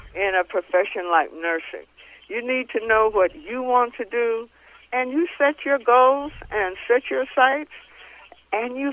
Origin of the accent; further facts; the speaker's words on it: Ohio, United States; moved away as an adult; now in Las Vegas, United States; I was born in Ohio, and that's where I did my training as an LPN and as an RN